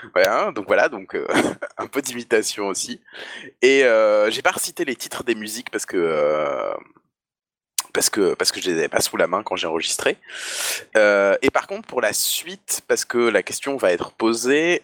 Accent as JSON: {"language": "French", "area": "the North", "region": "northern France", "country": "France", "said": "je viens du Nord"}